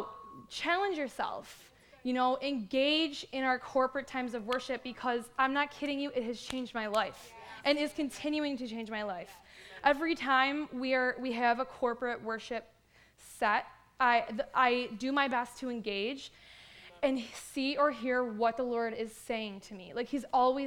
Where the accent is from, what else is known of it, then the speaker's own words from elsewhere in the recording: Buffalo, New York, United States; moved away as an adult; now in Canada; I was raised in Buffalo